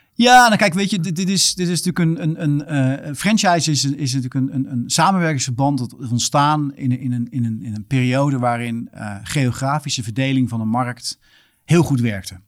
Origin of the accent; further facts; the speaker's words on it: Netherlands; moved away as an adult; also born or lived in Australia; als Nederlander